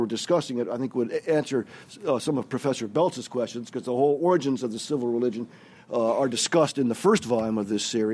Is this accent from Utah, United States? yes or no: no; Chicago, Illinois, United States; I grew up near Chicago, a land of Lincoln. That's where I'm from